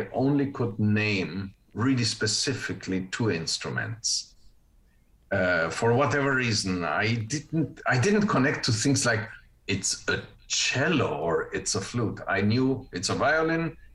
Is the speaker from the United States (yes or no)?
no; Uruguay; English is a second language; moved away; I grew up with two languages from the get-go. The interesting thing about the language is that, of course, I was born in Uruguay